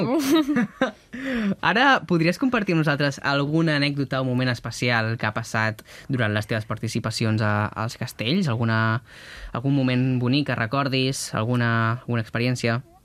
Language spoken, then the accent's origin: Catalan; Catalonia, Spain; com som els catalans